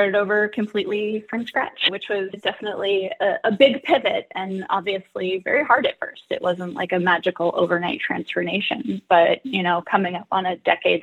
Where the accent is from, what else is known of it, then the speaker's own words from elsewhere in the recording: Nevada City, California, United States; moved away as an adult; also born or lived in Boston / San Francisco; now in Seattle, United States; tried moving to my hometown of Nevada City, California for a year